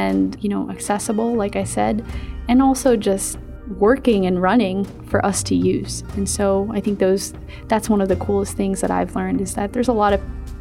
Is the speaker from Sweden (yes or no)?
no; Philippines; moved away; I'm from the Philippines